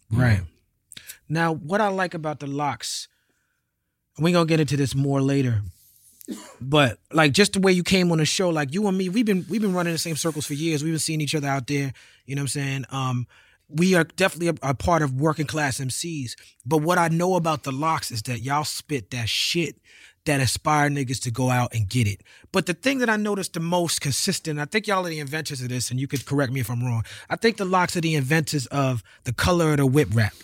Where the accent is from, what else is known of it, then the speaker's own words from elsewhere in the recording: New York City, New York, United States; We was born into it in New York City.